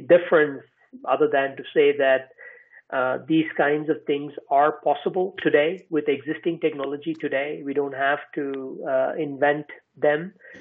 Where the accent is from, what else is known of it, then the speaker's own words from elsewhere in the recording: India; also born or lived in United States; now in Iceland; I'm from India, I live in Iceland, I've lived in the US